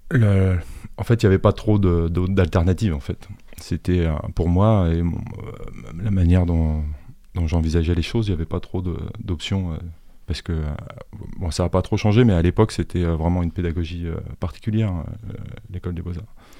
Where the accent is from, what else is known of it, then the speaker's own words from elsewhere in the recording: Suresnes, Île-de-France, France; moved away; also born or lived in Boulogne-Billancourt / Angers; je suis né à Boulogne-Billancourt, mais j'ai grandi à Suresnes